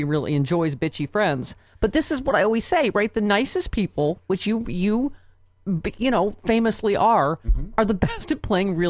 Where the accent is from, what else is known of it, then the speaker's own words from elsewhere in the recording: Lockport, New York, United States; moved away; also born or lived in Buffalo; Lockport, New York, my hometown